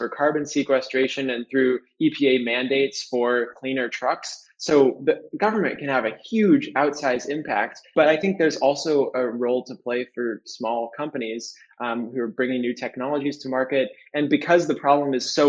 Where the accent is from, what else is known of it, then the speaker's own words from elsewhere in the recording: San Francisco, California, United States; I grew up in San Francisco